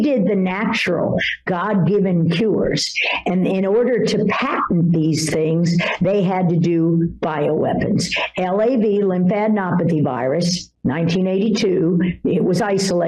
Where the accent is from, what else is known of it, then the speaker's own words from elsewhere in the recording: Washington, District of Columbia, United States; I grew up in Washington, D.C. after my parents divorced when I was 10 years old in 1968